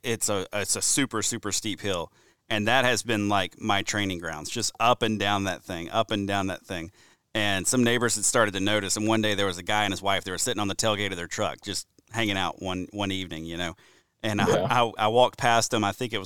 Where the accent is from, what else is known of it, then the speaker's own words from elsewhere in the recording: Deep South, United States; I grew up hunting in the Deep South. I moved to, I hunted Alabama, I hunted Louisiana, I hunted Georgia before I ever moved north.